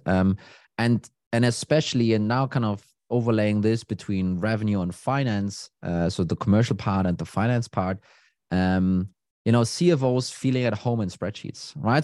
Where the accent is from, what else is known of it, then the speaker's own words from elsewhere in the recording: Copenhagen, Capital Region of Denmark, Denmark; I'm from Denmark, Copenhagen